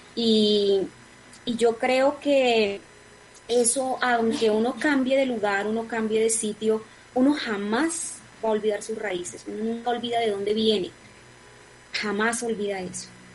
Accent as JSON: {"language": "Spanish", "region": "Atlántico", "country": "Colombia", "tie": "born or raised there", "moved": "yes", "said": "mi tierra, Barranquilla Atlántico, mi departamento del Atlántico"}